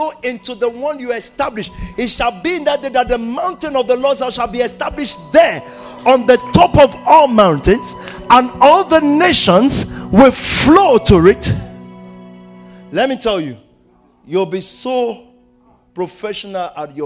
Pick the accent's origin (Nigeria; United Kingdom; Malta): Nigeria; I'm Nigerian to my heart.